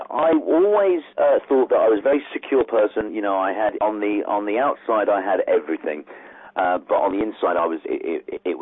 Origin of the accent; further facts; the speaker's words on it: Ireland; I'm, I'm from Ireland, not that you could tell from my accent